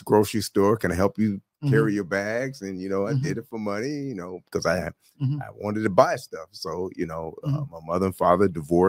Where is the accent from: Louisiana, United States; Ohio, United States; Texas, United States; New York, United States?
Ohio, United States; Cleveland; Man, I am born and raised in C-Town. I am from Cleveland.